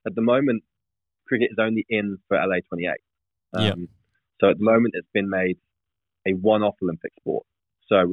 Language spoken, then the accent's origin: English; England, United Kingdom; I'm an Englishman